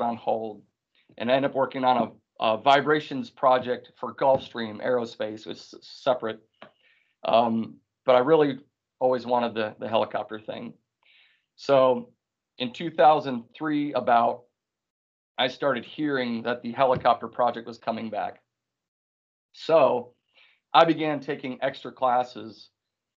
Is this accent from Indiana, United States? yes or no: no; Wisconsin, United States; moved away; also born or lived in South Carolina; I came from Wisconsin